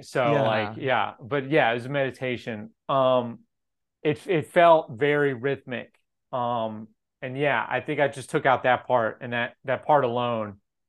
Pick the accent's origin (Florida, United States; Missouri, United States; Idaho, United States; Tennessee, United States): Tennessee, United States; Memphis; I grew up in Memphis.